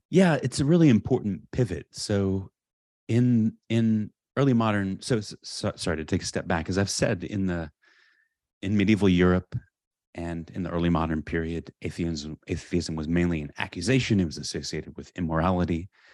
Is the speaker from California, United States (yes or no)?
yes; California, United States; I grew up in California, in a suburb